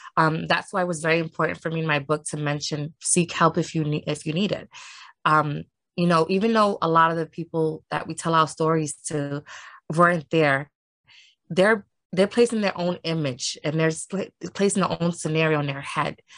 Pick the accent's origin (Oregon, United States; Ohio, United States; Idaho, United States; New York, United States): New York, United States; New York City; I grew up uh, in Harlem, and I am from New York City